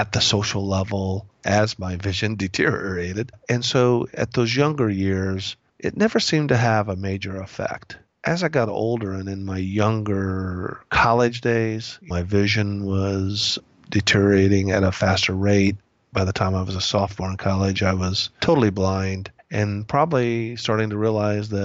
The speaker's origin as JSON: {"language": "English", "town": "Indianapolis", "region": "Indiana", "country": "United States", "tie": "born or raised there", "also_born_or_lived": "Phoenix, Arizona", "moved": "yes", "said": "I'm from Indiana, grew up in Indianapolis"}